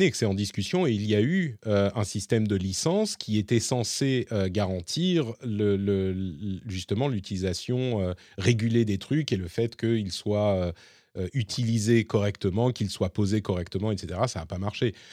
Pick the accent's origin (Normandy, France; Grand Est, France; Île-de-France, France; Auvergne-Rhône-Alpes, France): Île-de-France, France; Paris; j'ai grandi en tant que Parisien et je sais que l'urbanisme